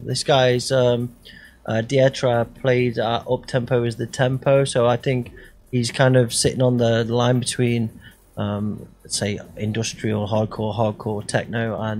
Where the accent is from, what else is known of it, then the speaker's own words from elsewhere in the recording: Stafford, West Midlands, United Kingdom; This guy's from my hometown in Stafford.